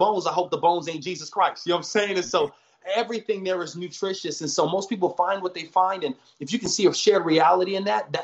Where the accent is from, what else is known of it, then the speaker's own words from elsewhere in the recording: Huntington Beach, California, United States; also born or lived in Orange, California; I was born in Orange, raised in Huntington Beach for the first half.